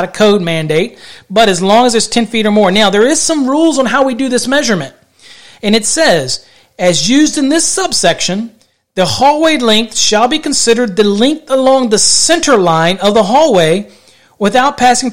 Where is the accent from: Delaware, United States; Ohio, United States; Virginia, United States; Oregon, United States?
Virginia, United States; I'm from Virginia